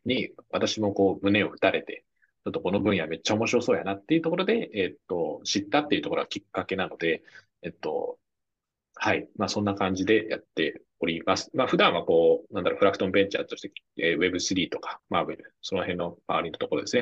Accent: Japan; 僕らたまたま日本に生まれた

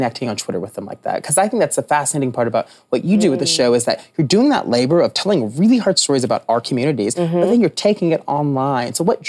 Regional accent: Tennessee, United States; My fellow Tennessean.

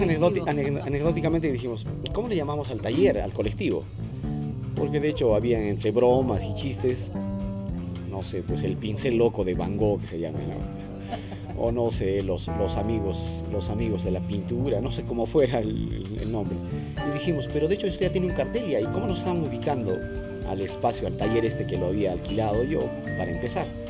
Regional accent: Cusco, Peru; nosotros como cusqueños lo tenemos muy presente a cada día

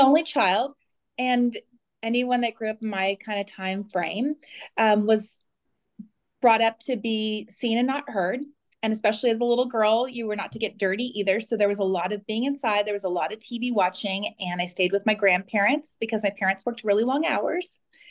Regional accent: Phoenix, Arizona, United States; I am born and raised in Phoenix, Arizona, and I'm 46.

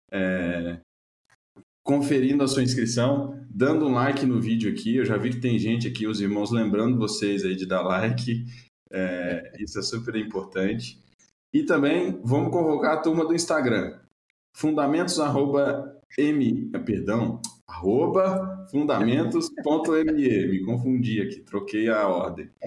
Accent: Belo Horizonte, Minas Gerais, Brazil; born there; now in São Paulo, Brazil; eu nasci em Belo Horizonte, mas quando eu tô aqui em São Paulo, o pessoal acha que eu sou meio mineiro. Quando eu tô lá em Belo Horizonte, eles acham que eu sou meio paulista.

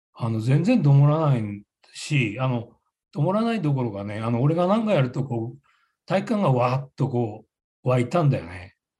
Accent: Kamaishi, Iwate, Japan; accent: Kamaishi dialect; ちょっと釜石弁にこだわってる

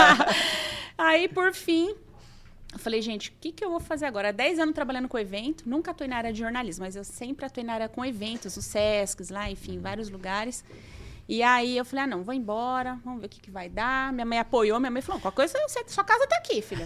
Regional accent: Osasco, São Paulo, Brazil; moved away as an adult; now in São José do Rio Preto, Brazil; Sou de Osasco, São Paulo. Eu tô aqui em Rio Preto há 12 anos já

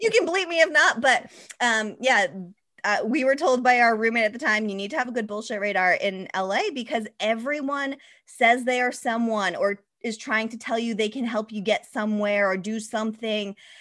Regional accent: Mattapoisett, Massachusetts, United States; I grew up in Massachusetts, a very small town in Massachusetts called Mattapoisett near Cape Cod

